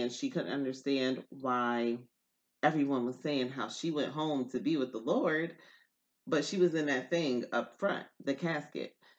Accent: Newburgh, New York, United States; I am from New York. Upstate New York

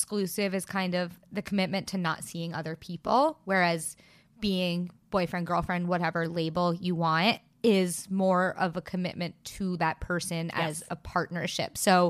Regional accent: New York City, New York, United States; especially we're two girls from New York City and things are expensive.

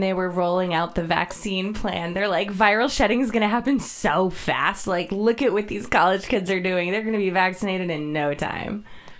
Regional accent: Boston, Massachusetts, United States; also born or lived in Indiana; now in Shasta County, United States; So we happen to live there, which is really cool because I'm from Boston, Massachusetts, where nobody is like that at all.

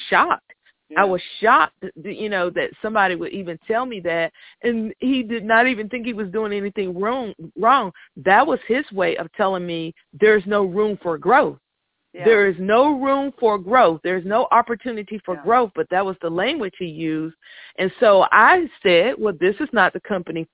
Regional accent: North Carolina, United States; I'm from North Carolina, I went to a predominantly white school

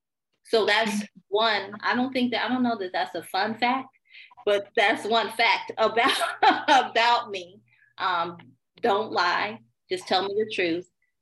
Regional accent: Chicago, Illinois, United States; now in Houston, United States; So I'm a Chicago girl, born and raised in Chicago. My father was military, so we moved around a lot until my parents divorced. Right now I'm in Houston.

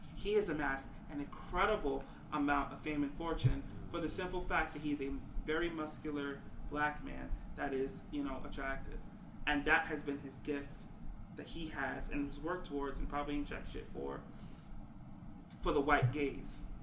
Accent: New York, United States; I come from New York

